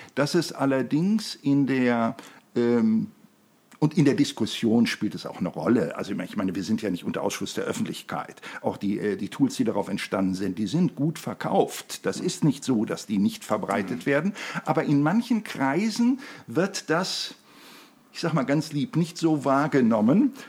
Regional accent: Germany; bei uns in Deutschland

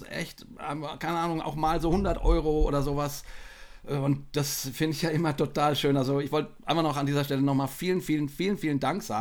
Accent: Westerwald, Rhineland-Palatinate, Germany; moved away as an adult; also born or lived in Marburg; now in Dachau, Germany; Ich bin tatsächlich im Westerwald groß geworden.

